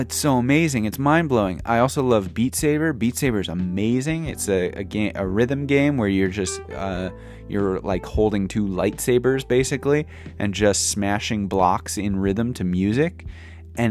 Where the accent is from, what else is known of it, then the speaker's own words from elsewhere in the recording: St. Louis, Missouri, United States; moved away as an adult; now in Japan; into like my 20s in St. Louis, growing up in St. Louis